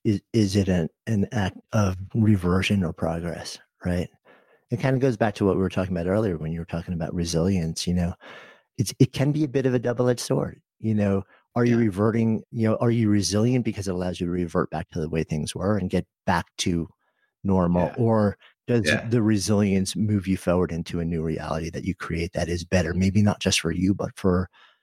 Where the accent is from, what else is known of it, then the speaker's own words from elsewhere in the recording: New York City, New York, United States; So as a New Yorker, we got hit so hard and so early.